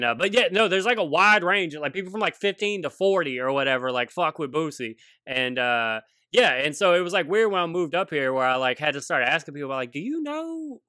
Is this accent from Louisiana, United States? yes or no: yes; Baton Rouge, Louisiana, United States; moved away as an adult; also born or lived in Washington State; now in Seattle, United States; I'm from Louisiana because people hear me, you know what I'm saying? And and I'm always just like identify, like I'll tell a story and be like, you know, I'm from Baton Rouge